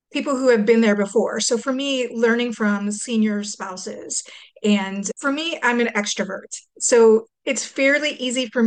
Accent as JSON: {"language": "English", "town": "St. Louis", "region": "Missouri", "country": "United States", "tie": "born or raised there", "moved": "as an adult", "said": "I went to college in my hometown."}